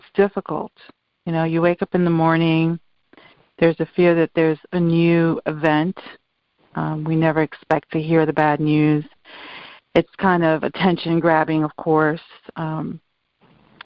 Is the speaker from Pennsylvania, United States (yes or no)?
no; New York, United States; moved away as an adult; now in Florida, United States; I am a first generation Dominican. I was born in New York in the 60s